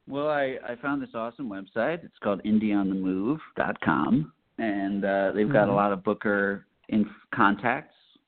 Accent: Chicago, Illinois, United States; moved away as an adult; also born or lived in Boston; now in Los Angeles, United States; I was born and raised in Chicago and right in the city.

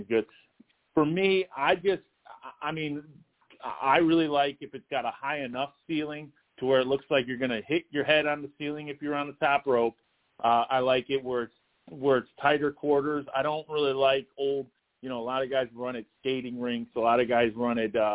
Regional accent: Toledo, Ohio, United States; now in Fremont, United States; I was technically born in Toledo, Ohio, but now I live in a town called Fremont, Ohio

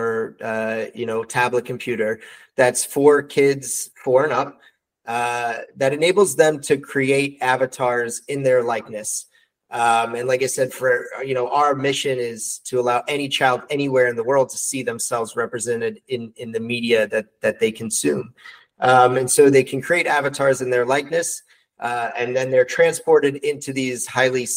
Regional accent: New York City, New York, United States; moved away as an adult; now in New Jersey, United States; I'm born and raised New Yorker, born and raised in Brooklyn

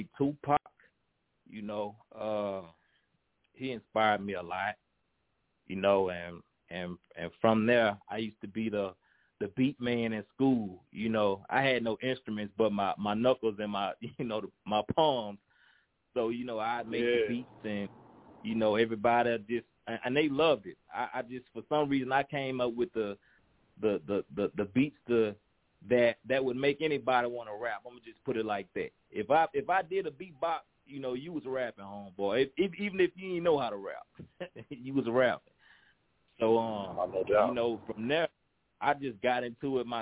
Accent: Baton Rouge, Louisiana, United States; I'm from Baton Rouge, Louisiana

